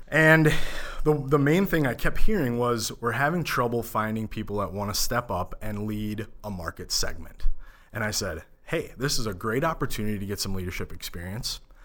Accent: Minneapolis, Minnesota, United States; growing up in the Minneapolis suburbs

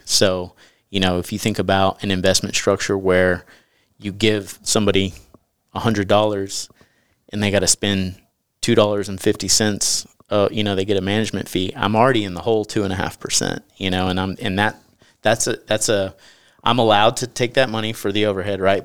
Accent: East Texas, United States; I grew up in East Texas

